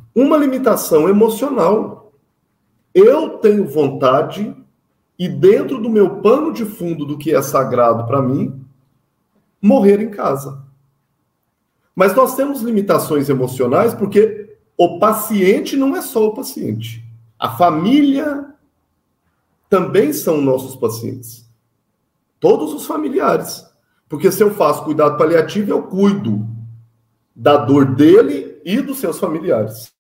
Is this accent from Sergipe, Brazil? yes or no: no; Minas Gerais, Brazil; Sou mineiro